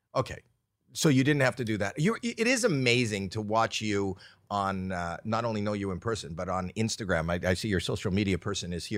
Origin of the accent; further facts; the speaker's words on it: Canada; I'm Canadian